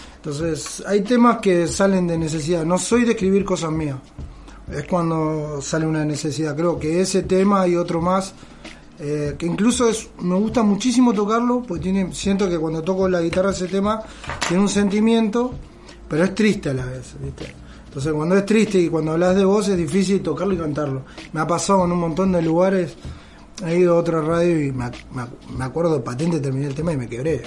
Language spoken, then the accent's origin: Spanish; Benavídez, Buenos Aires Province, Argentina; moved away as an adult; now in Belén de Escobar, Argentina; Soy oriundo de Benavides y me junté y me casé acá en Escobar hace 10 años